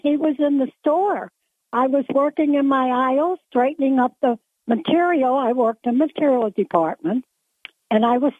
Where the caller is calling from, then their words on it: Binghamton, New York, United States; I'm from the South Side, Binghamton.